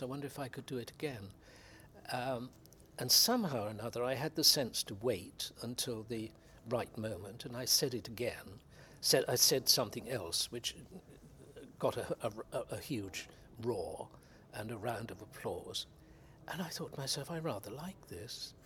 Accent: West Country, South West England, United Kingdom; I come from the West Country

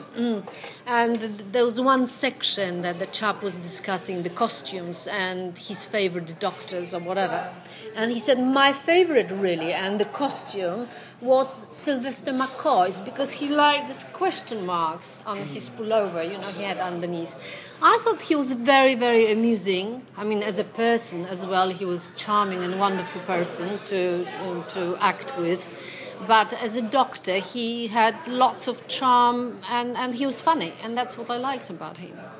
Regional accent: Poland; English is a second language; moved away; I'm Polish originally

